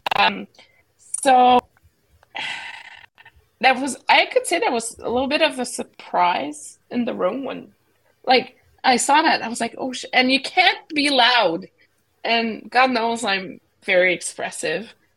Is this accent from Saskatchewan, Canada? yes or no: no; Quebec, Canada; moved away; growing up in Quebec